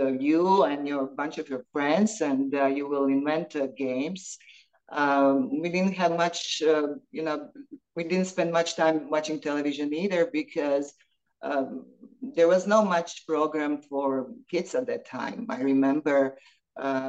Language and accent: English; Split, Split-Dalmatia County, Croatia; moved away as an adult; now in United States; growing up in Split was amazing time